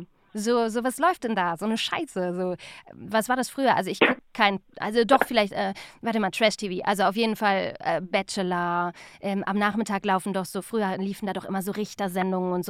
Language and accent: German; Remscheid, North Rhine-Westphalia, Germany; moved away; also born or lived in Cologne; ich komme ja ursprünglich eigentlich aus Remscheid